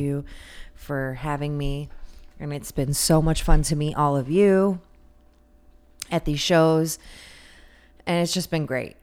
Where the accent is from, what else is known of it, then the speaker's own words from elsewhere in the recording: United States; we're American